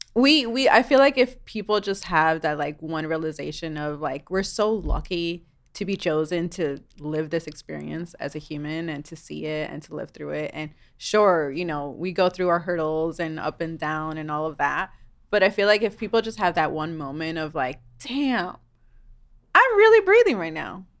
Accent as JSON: {"language": "English", "town": "New York City", "region": "New York", "country": "United States", "tie": "born or raised there", "moved": "yes", "said": "I grew up in New York City"}